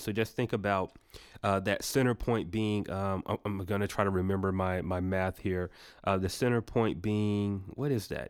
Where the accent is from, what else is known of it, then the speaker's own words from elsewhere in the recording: Atlanta, Georgia, United States; we're, we're from Atlanta